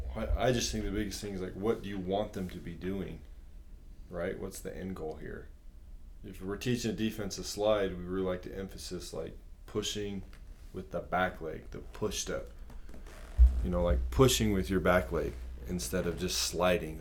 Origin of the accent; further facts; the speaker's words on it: Provo, Utah, United States; I grew up in Provo, Utah